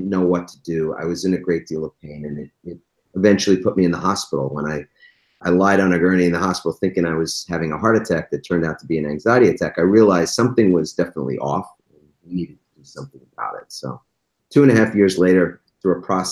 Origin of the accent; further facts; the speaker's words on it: East Coast, United States; I grew up on the East Coast